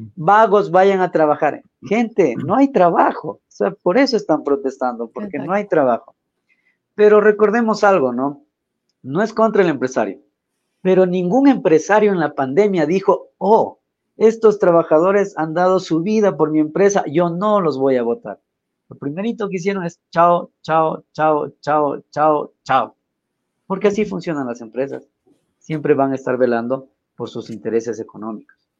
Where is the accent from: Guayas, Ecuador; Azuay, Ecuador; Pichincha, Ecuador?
Pichincha, Ecuador; Quito; como sociedad ecuatoriana